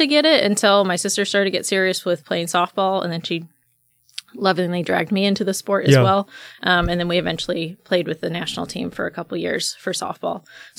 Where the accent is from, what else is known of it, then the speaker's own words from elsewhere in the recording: Lakenheath, East of England, United Kingdom; my family, I was born and raised in England. So we were only on two bases. The first one I was born at closed after about a year. And then we moved to RAF Lakenheath. And I was there pretty much my entire life.